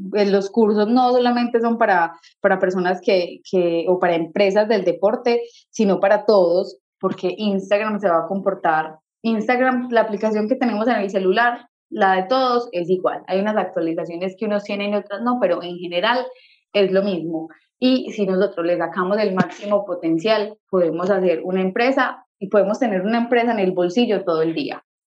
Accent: Colombia; en mi país

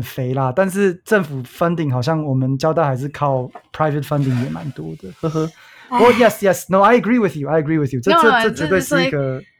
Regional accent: Hsinchu, Taiwan; 因为我说我在新竹长大的嘛

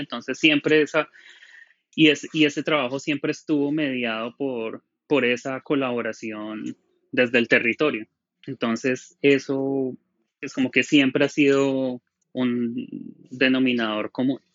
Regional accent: Colombia; moved away; also born or lived in Bogotá; soy colombiano

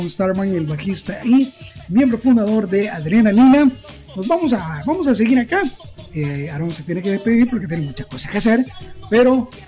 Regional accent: Armenia, Sonsonate, El Salvador; Y nosotros nos fuimos desde Armenia, desde mi pueblo

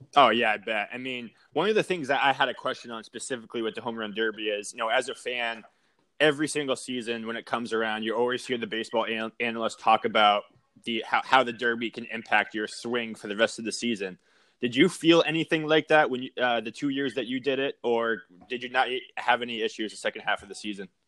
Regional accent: Sandwich, Massachusetts, United States; growing up in Sandwich on the Cape

